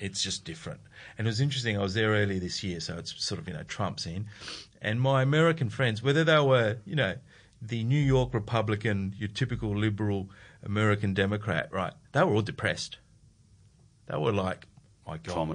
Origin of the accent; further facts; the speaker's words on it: Adelaide, South Australia, Australia; I'm from Adelaide